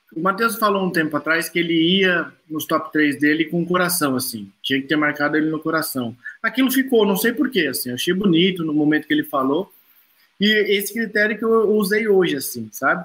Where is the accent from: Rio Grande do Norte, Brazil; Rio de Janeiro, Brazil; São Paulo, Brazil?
São Paulo, Brazil; Campo Limpo, onde eu nasci